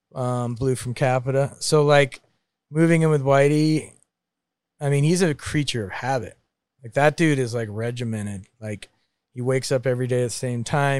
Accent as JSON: {"language": "English", "region": "Maine", "country": "United States", "tie": "born or raised there", "moved": "yes", "said": "growing up in Maine with a dickhead brother"}